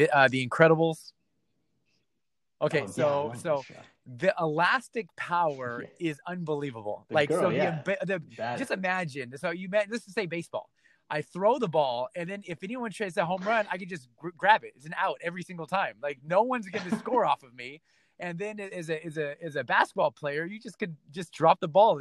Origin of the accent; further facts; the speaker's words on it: Torrance, California, United States; now in Tampa, United States; Born and raised in Torrance, right? California